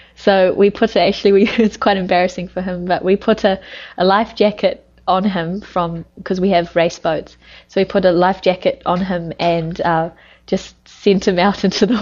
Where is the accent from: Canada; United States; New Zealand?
New Zealand; moved away; I'm from New Zealand, a Western country, and I'm from the country